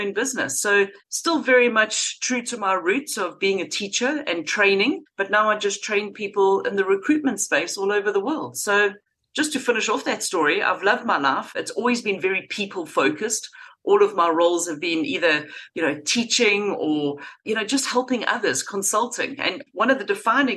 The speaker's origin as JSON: {"language": "English", "town": "Durban", "region": "KwaZulu-Natal", "country": "South Africa", "tie": "born or raised there", "also_born_or_lived": "London", "moved": "as an adult", "said": "I grew up in Durban in South Africa, went to school there, had a fantastic childhood"}